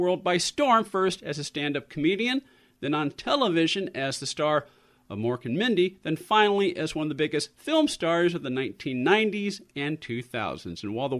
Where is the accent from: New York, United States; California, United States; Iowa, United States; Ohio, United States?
California, United States; San Francisco; I grew up in San Francisco. I was born in the city. I actually lived about six blocks away. My parents' house was about six blocks away from the Holy City Zoo.